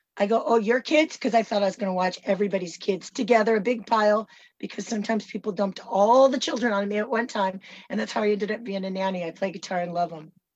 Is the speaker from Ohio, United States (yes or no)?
no; San Francisco, California, United States; I was born in 1965. I was born in San Francisco, California, USA.